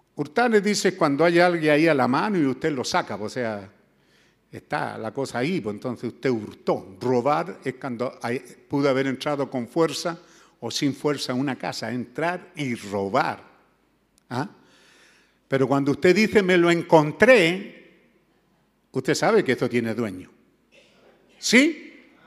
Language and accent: Spanish; Chile; moved away; allá en mi tierra mis viejos le decían los güeyes